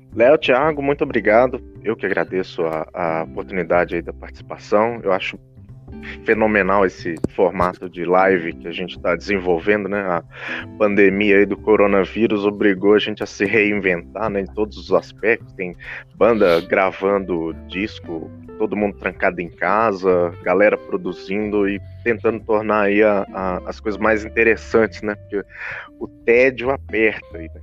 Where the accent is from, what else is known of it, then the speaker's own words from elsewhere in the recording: Brazil; nos identifica como brasileiros